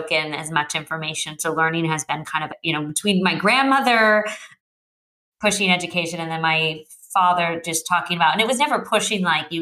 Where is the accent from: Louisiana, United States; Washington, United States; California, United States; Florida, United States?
California, United States; Santa Cruz; I grew up in Santa Cruz, California